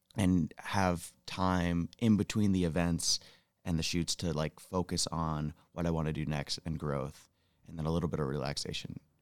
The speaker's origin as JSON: {"language": "English", "town": "Rutland", "region": "Vermont", "country": "United States", "tie": "born or raised there", "moved": "as an adult", "lives_now": "Jackson Hole, United States", "said": "I'm originally from Rutland, Vermont"}